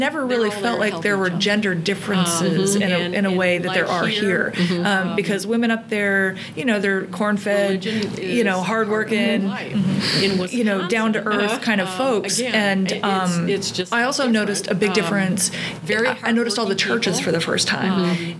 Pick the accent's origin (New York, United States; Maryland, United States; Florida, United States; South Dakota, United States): South Dakota, United States; also born or lived in the South (US); now in the South, United States; I went back to South Dakota a few years ago, which is what I consider my home state.